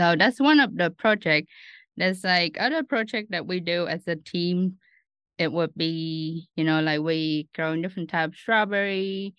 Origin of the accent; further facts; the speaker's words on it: Ho Chi Minh City, Vietnam; moved away as an adult; also born or lived in Australia; now in Lincoln, United States; I'm originally from Ho Chi Minh City, Vietnam.